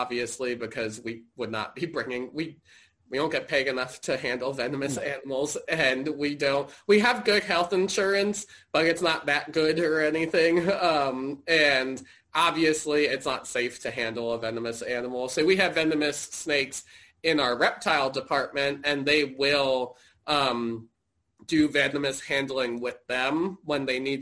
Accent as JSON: {"language": "English", "town": "Fairfax", "region": "Virginia", "country": "United States", "tie": "born or raised there", "said": "I grew up in Fairfax. So I grew up, you know, going to the National Zoo."}